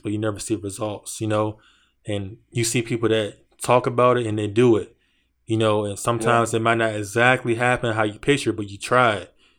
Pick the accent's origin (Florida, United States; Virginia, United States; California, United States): Virginia, United States; Like, you're from Detroit, I'm from Virginia.